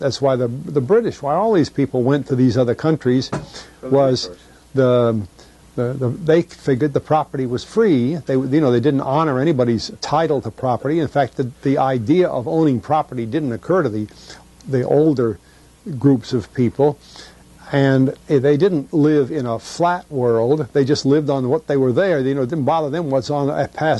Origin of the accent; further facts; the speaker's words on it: New England, United States; And I grew up in New England